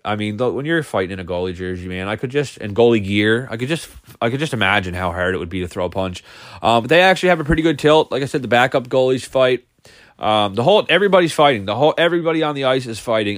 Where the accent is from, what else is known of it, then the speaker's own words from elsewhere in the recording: Cape Breton, Nova Scotia, Canada; also born or lived in Alberta; I'm from Cape Breton, but I work in Alberta